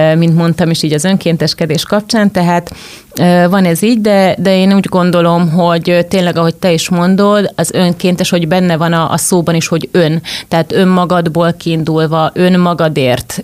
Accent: Zala, Hungary; moved away; also born or lived in Budapest; Zalába, ahol felnőttem

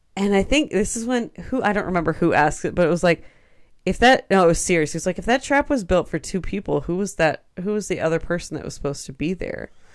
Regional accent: United States; I'm American

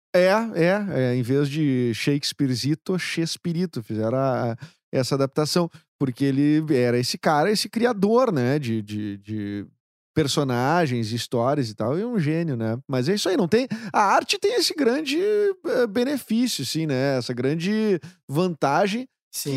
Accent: Porto Alegre, Rio Grande do Sul, Brazil; a gente aqui de Porto Alegre, que fala esse, esse o porto Alegrez, né?

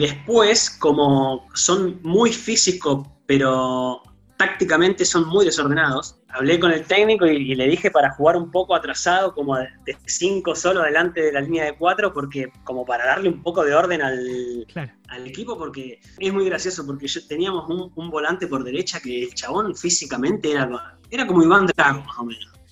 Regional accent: Trelew, Chubut, Argentina; now in Chile; Yo soy del sur, yo soy de Trelew

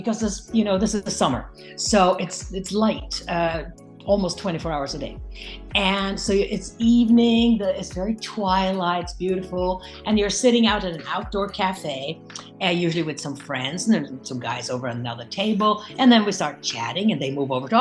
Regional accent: Norway; English is a second language; moved away as an adult; growing up in Europe

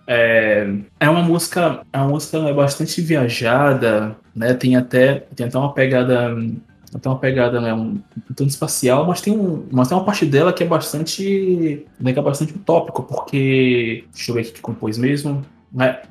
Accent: Brazil; nós, como brasileiros

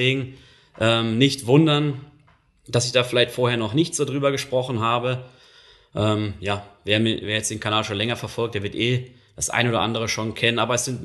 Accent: North Rhine-Westphalia, Germany; das ist jetzt ähm, so meine Heimatregion, also ich komme eigentlich aus dem Ruhrgebiet, aber Düsseldorf ist so der nächstgelegene große Flughafen

